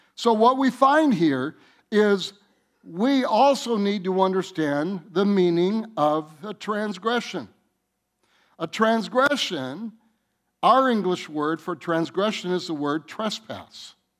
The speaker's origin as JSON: {"language": "English", "region": "Michigan", "country": "United States", "said": "I'm from Michigan"}